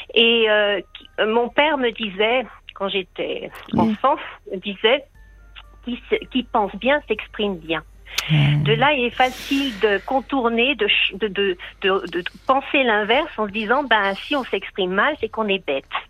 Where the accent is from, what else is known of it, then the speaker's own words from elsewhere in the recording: France; moved away as an adult; now in Helsinki, Finland; je suis française. Ah. J'habite en Finlande depuis 40 euh, ans.